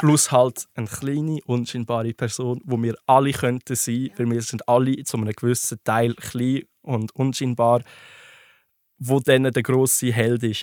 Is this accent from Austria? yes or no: no; Switzerland; bei uns in der Schweiz